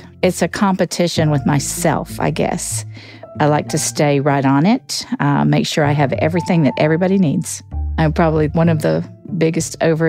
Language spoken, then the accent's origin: English; Virginia, United States; born there; also born or lived in Alaska / Missouri / Georgia / Alabama; And grew up all over the country. I was born in Virginia, lived in Alaska, Missouri, Georgia, Alabama. Just grew up all over the place.